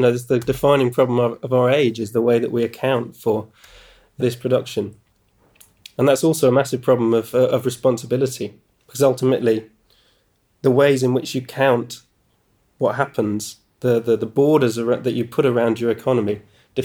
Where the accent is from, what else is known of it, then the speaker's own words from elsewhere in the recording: United Kingdom; doing it as a British person